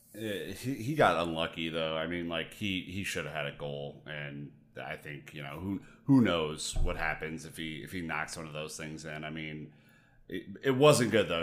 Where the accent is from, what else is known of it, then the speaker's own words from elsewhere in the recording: United States; me being an American